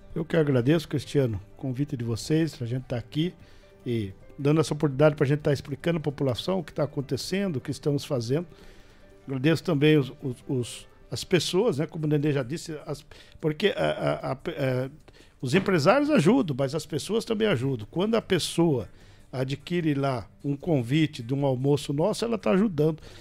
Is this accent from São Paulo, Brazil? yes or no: yes; Botucatu, São Paulo, Brazil; eu sou nascido e criado em Rubião.